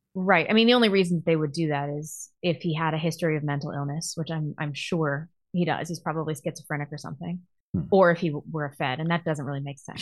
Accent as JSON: {"language": "English", "town": "Chesterfield", "region": "Missouri", "country": "United States", "tie": "born or raised there", "said": "from Chesterfield, Missouri, my hometown. Went to my high school"}